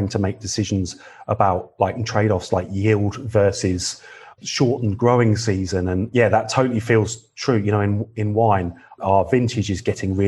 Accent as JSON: {"language": "English", "town": "McLaren Vale", "region": "South Australia", "country": "Australia", "said": "I come from McLaren Vale"}